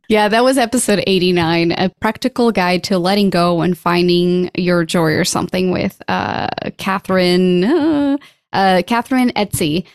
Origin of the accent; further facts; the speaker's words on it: Portugal; moved away; I'm from Portugal